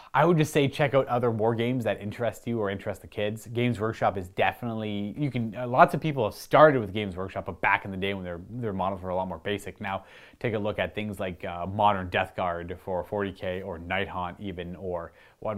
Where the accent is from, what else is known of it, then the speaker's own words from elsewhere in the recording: Canada; Being Canadian